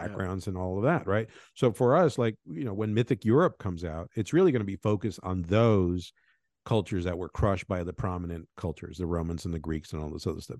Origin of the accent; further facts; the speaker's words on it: Venezuela; moved away; also born or lived in Colombia; I was born in Venezuela. I grew up in Colombia and Venezuela